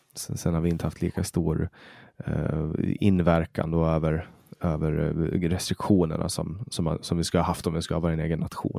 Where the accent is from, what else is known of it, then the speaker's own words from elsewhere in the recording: Åland Islands; moved away as an adult; now in Sweden; Jag är ju finsk medborgare och jag är född och uppvuxen på Åland